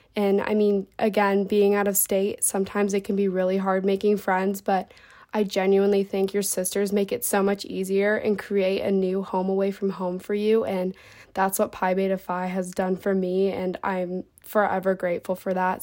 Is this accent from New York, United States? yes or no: no; Cincinnati, Ohio, United States; I'm from Cincinnati, Ohio